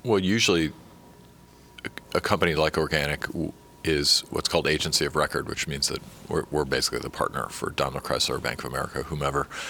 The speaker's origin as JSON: {"language": "English", "town": "San Francisco", "region": "California", "country": "United States", "said": "I come from San Francisco and Silicon Valley"}